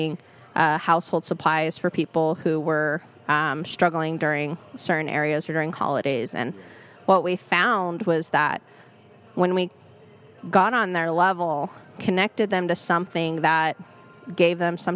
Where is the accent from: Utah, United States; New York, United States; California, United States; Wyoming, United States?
Utah, United States; Salt Lake City; I went to West High. I grew up in Rose Park